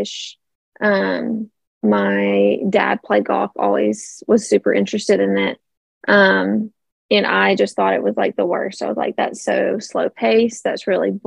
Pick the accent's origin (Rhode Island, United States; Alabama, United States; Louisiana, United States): Alabama, United States; Tuscaloosa; moved away as an adult; also born or lived in Birmingham, Alabama; now in Chelsea, United States; I am from Tuscaloosa. Graduated from Roll Tide, from a pretty small high school